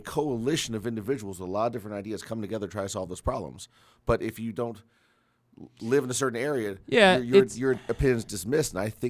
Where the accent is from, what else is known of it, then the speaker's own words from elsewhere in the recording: Aberdeen, Maryland, United States; you don't say Maryland, you don't say Aberdeen, you say I'm from Baltimore